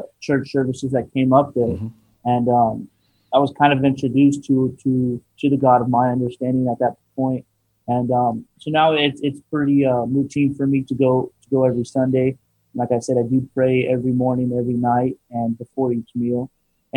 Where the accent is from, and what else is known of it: Riverside, California, United States